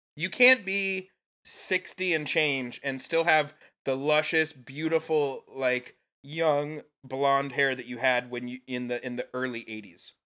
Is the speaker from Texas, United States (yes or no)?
yes; Texas, United States; as a Texan